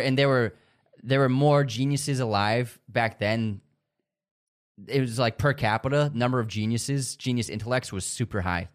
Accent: United States; that's one of the cons to being American is like you only know English

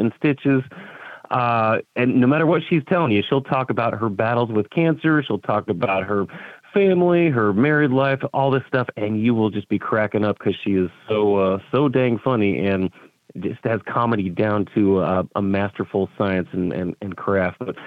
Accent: Tucson, Arizona, United States; I grew up in Tucson, Arizona as an Air Force brat.

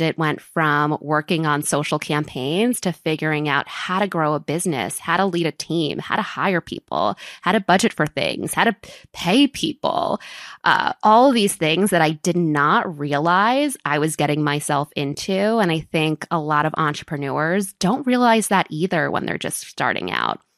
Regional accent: New York, United States; moved away as an adult; now in Miami, United States; I was born and raised in New York in a town called Riverdale, which is in the Bronx

